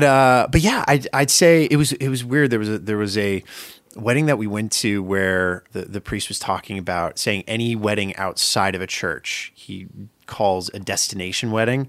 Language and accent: English; Maine, United States; born or raised there